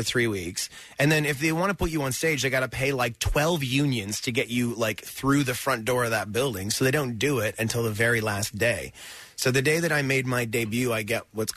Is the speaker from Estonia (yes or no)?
no; New Brunswick, Canada; moved away as an adult; also born or lived in Chicago / Toronto; I was born on the east coast of Canada.